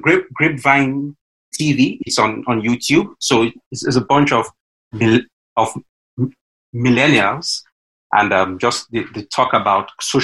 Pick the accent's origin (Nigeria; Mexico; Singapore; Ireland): Nigeria